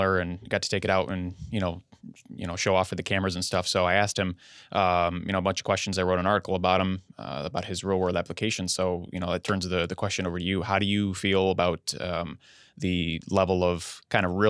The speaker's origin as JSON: {"language": "English", "region": "New York", "country": "United States", "tie": "born or raised there", "said": "I was also a hockey player growing up in New York"}